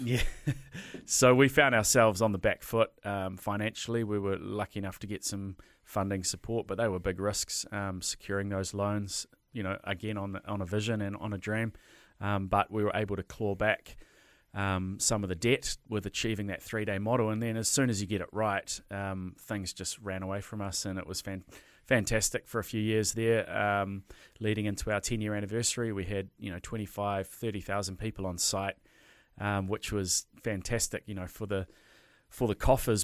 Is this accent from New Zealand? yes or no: yes; Hawke's Bay, New Zealand; moved away; I'm from Hawke's Bay originally